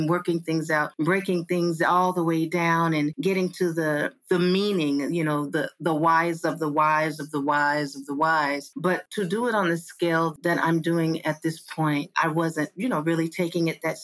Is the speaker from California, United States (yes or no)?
yes; Los Angeles, California, United States; also born or lived in Inland Empire, California; That's where I was born and raised